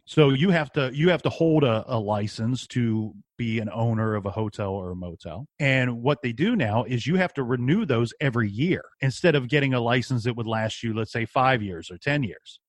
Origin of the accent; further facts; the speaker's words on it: Columbus, Ohio, United States; I'm from Columbus, Ohio